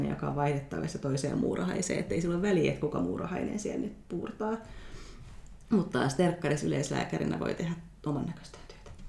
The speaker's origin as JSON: {"language": "Finnish", "town": "Kajaani", "region": "Kainuu", "country": "Finland", "tie": "born or raised there", "also_born_or_lived": "Helsinki / Vantaa", "moved": "as an adult", "said": "mä oon siis Kajaanista kotoisin"}